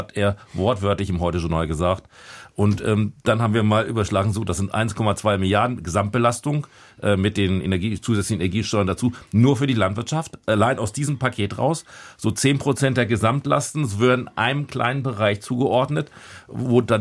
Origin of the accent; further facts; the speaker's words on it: Lower Saxony, Germany; Also ich kann es mal für ähm, mein Bundesland sagen, ich komme aus Niedersachsen, Niedersachsen.